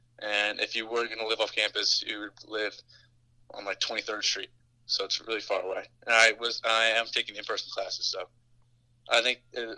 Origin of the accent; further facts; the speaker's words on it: New York City, New York, United States; moved away as an adult; now in Milwaukee, United States; sophomore from New York City